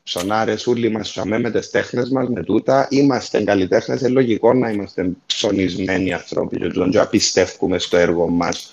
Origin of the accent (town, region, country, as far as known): Larnaca, Larnaca District, Cyprus; moved away; also born or lived in England